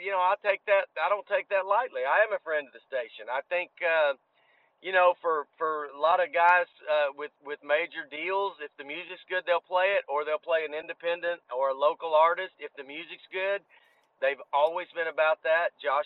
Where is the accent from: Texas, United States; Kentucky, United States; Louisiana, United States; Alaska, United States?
Texas, United States; Garland; now in McKinney, United States; I'm from Garland. I'm from DFW